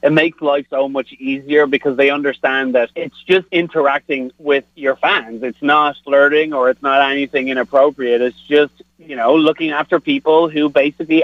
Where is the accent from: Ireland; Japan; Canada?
Ireland; Dublin, Leinster; also born or lived in South Bend, Indiana; now in Kansas City, United States; I'm from Dublin in Ireland